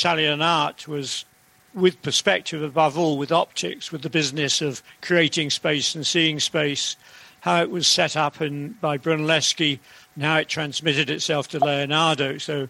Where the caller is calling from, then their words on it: Woodstock, South East England, United Kingdom; Hello, yep, I'm joining you from Woodstock near Oxford, which is much nicer than London.